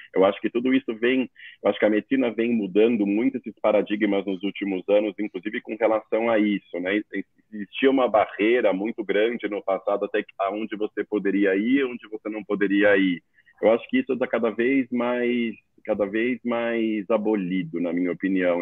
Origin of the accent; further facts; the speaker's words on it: São Paulo, Brazil; sou daqui de São Paulo